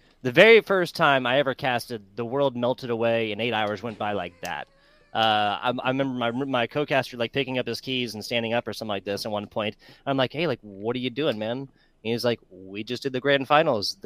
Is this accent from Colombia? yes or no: no; South Carolina, United States; moved away; South Carolina, born and raised